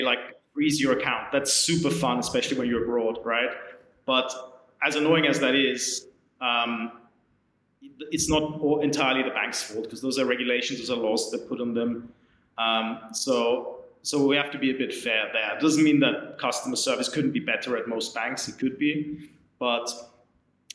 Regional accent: Austria; now in London, United Kingdom; I'm from Austria

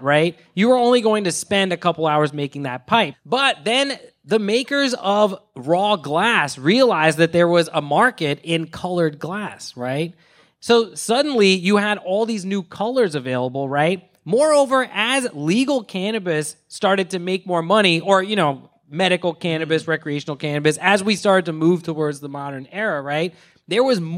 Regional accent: Philadelphia, Pennsylvania, United States; I'm from Philadelphia

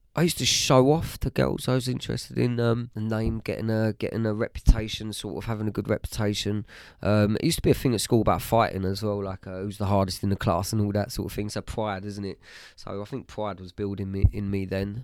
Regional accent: Bishop's Stortford, East of England, United Kingdom; also born or lived in Harlow / Stansted Mountfitchet; I was born in Harlow, uh, lived in Harlow, um, till I was about seven. um, moved to Stansted Mount Fidget, which is just outside of Bishop's Stortford

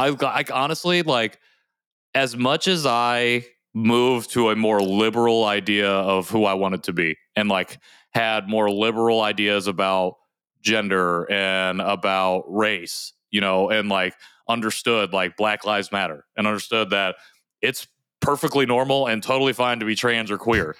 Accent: Indiana, United States; I was adopted, though, and I grew up in Indiana

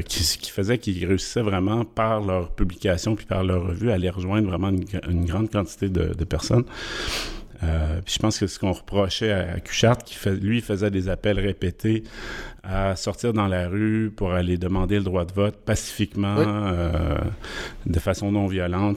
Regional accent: Quebec, Canada; je suis québécois

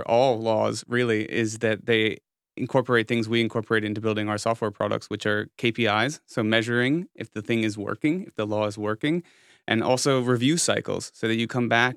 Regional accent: United States; moved away as an adult; now in Berlin, Germany; I came to Europe as an American

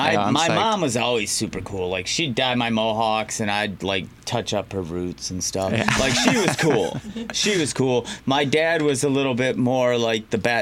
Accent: Detroit, Michigan, United States; I'm from Detroit

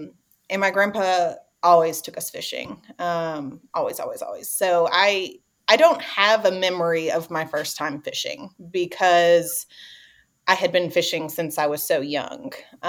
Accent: Tennessee, United States; So for me, I grew up right outside of the Smokies in East Tennessee.

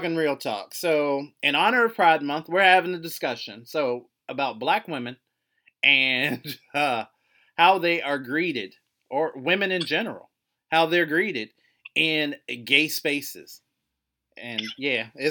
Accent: West Virginia, United States; I am from West Virginia

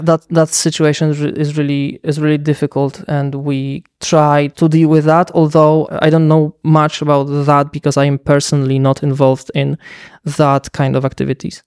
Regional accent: Lublin, Lublin Voivodeship, Poland; my hometown, Lublin, in Poland

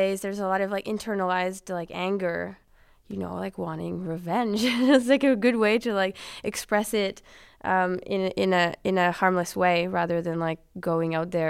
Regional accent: Montreal, Quebec, Canada; Yeah. Being French Canadian or Quebecois.

